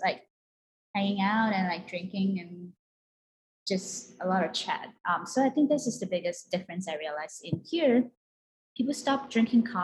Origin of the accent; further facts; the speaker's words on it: Malaysia; moved away as an adult; now in New York City, United States; I was born and raised in Malaysia, and I moved here about 10 years ago.